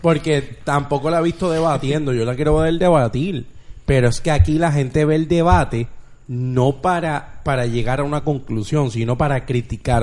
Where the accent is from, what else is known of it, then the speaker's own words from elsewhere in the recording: Bayamón, Puerto Rico; yo soy de Bayamón